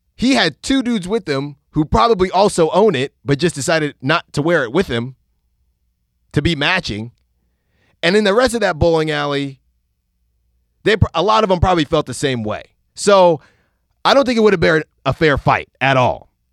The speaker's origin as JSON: {"language": "English", "town": "Concord", "region": "California", "country": "United States", "tie": "born or raised there", "first_language": "Spanish", "second_language": "English", "said": "I grew up in Concord"}